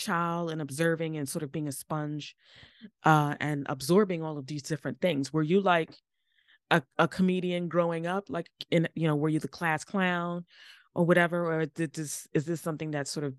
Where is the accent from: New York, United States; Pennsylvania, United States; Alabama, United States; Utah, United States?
New York, United States; New York City; also born or lived in Harlem; I'm from the Bronx originally. I live in Harlem. I've been born and bred in New York